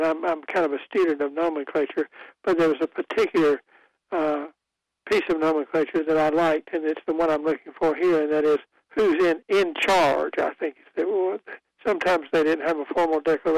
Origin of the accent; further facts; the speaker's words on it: Goldsboro, North Carolina, United States; I grew up in Goldsboro